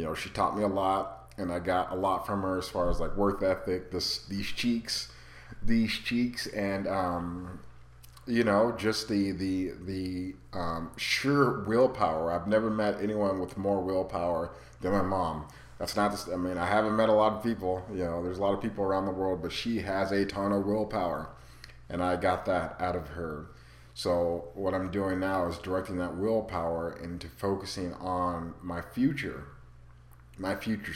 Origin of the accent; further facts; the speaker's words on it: Arizona, United States; moved away as an adult; also born or lived in Rapid City, South Dakota; I'm from Arizona. All my family's here